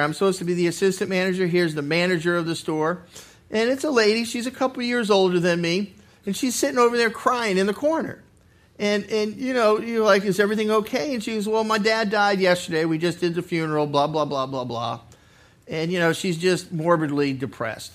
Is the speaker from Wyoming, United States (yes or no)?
no; Massachusetts, United States; moved away as an adult; also born or lived in California / Arizona; now in Ohio, United States; I was born and raised in Massachusetts